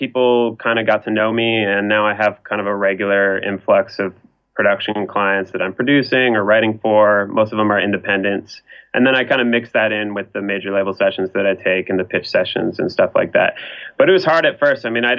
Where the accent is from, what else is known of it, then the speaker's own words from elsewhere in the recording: Los Angeles, California, United States; I was born here in Sherman Oaks, which is where I'm living at currently. You know, I've moved around the valley and stuff, but really haven't gone much out of LA.